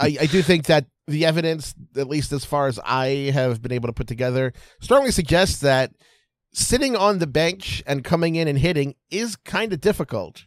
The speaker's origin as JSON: {"language": "English", "town": "Baltimore", "region": "Maryland", "country": "United States", "said": "I'm from Baltimore"}